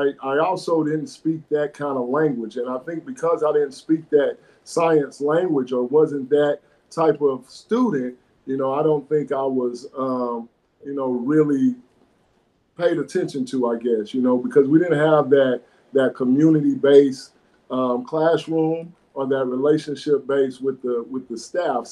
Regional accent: Fort Smith, Arkansas, United States; I was born and raised here in Fort Smith, and went through Darby and Northside

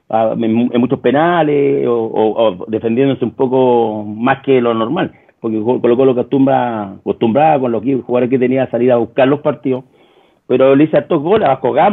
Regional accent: Copiapó, Atacama, Chile; yo vengo de Copiapó, la cancha era terriblemente mala en ese tiempo, la de Copiapó

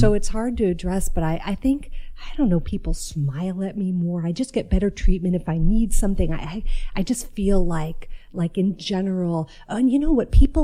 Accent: New York City, New York, United States; I grew up in New York, and in the mid 80s

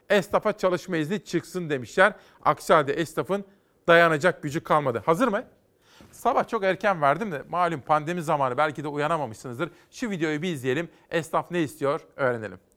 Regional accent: Simav, Kütahya, Turkey; Bizim oralar işte Kütahya, Eskişehir, Afyon Karahisar, Uşak. Simavlıyım ya oradan.

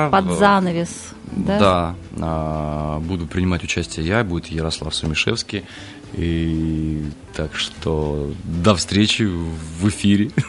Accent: Kazakhstan; born there; я повторюсь, да, я родился в, в Казахстане.

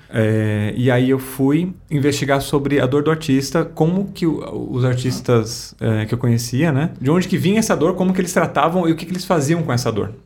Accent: Guarulhos, São Paulo, Brazil; Eu nasci em Guarulhos

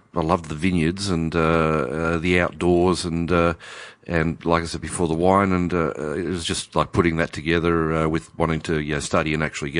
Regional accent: Newcastle, New South Wales, Australia; I come from Newcastle in Hunter Valley, and we used to go up to the vineyards all the time with my parents.

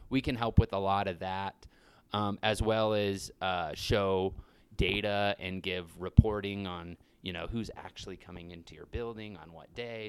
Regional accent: Grand Junction, Colorado, United States; now in Telluride, United States; I grew up in Grand Junction.

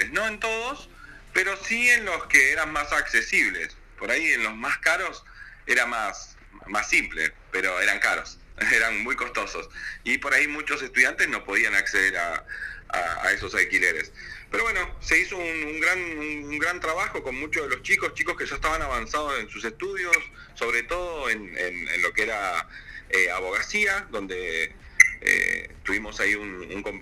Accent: Gobernador Gregores, Santa Cruz, Argentina; also born or lived in Córdoba; soy nacido en Gobernador Gregores

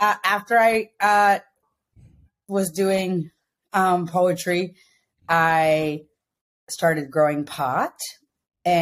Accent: Ithaca, New York, United States; moved away as an adult; now in Los Angeles, United States; I grew up in Ithaca, New York

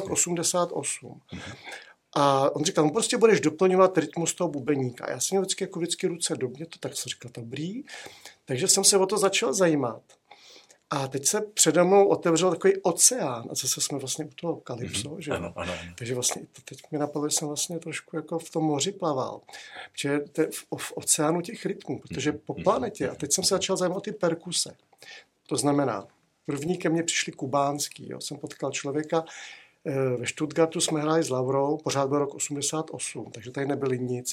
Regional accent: Prague, Czechia; já jsem vyrůstal na Ořechovce, tam byly kurty

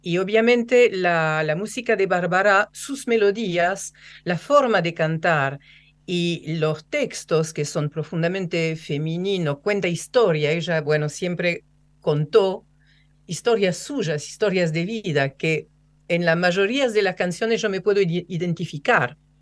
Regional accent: Rouen, Normandy, France; Spanish is a second language; now in Argentina; mi pueblo, que es Rouen. Rouen es un pueblo gris, lloviznoso.

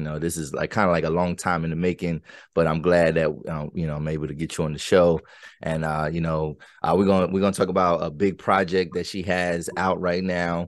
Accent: Pennsylvania, United States; people in the 717 area, like we probably got an accent too

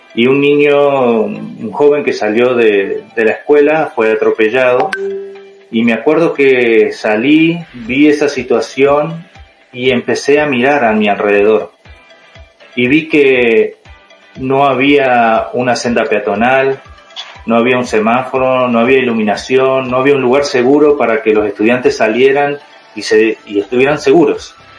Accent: Uruguay; moved away as an adult; also born or lived in Utah, United States; now in United States; soy de Uruguay, ah, tengo 33 años, estoy estudiando aquí en Estados Unidos

